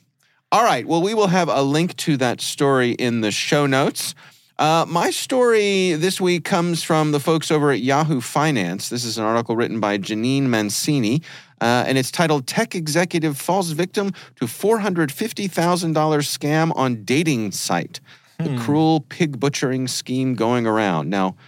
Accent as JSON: {"language": "English", "country": "France", "lives_now": "West Philadelphia, United States", "said": "Right. We are from France."}